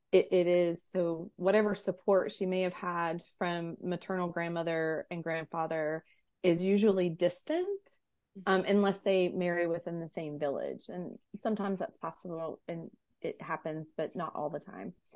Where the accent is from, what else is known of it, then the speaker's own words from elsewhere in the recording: United States; an American-born, American-raised individual